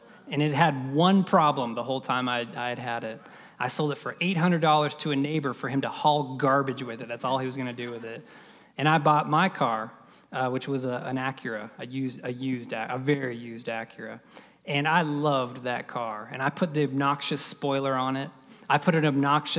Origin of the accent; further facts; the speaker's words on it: Florida, United States; I grew up in Florida